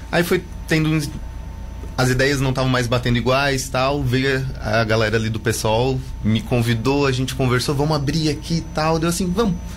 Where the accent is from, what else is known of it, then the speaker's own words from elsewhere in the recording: Tubarão, Santa Catarina, Brazil; Tubarão, era lá de lá de do Maitá de Cima, agora estou morando ali no